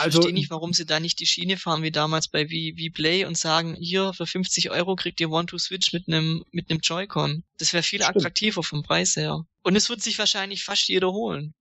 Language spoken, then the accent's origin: German; Swabia, Germany; Ich bin ja auch Schwabe